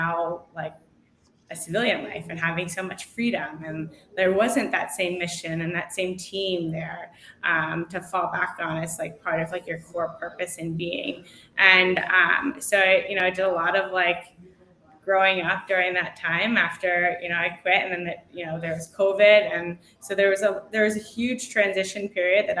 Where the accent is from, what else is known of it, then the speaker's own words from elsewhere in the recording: Philadelphia, Pennsylvania, United States; I grew up in Philadelphia, right outside the city